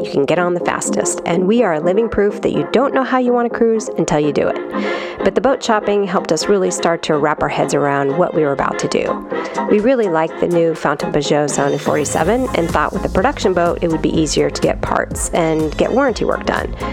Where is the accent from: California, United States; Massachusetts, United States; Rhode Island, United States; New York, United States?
California, United States; San Francisco; moved away; from Sailing Owen, and we're originally from San Francisco, but right now we're in the south of France between boats.